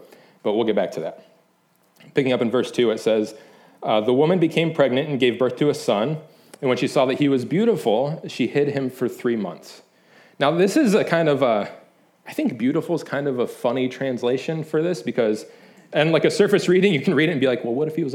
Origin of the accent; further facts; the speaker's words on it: Michigan, United States; moved away; I'm from Michigan